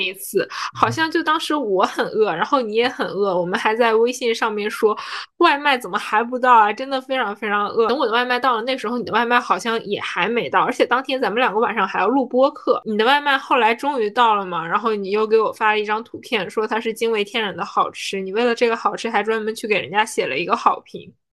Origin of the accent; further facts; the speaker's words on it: Northeast China, China; now in Shanghai, China; 我是东北人嘛，我们家那边就是逢年过节，不管什么节，反正都可以有理由吃饺子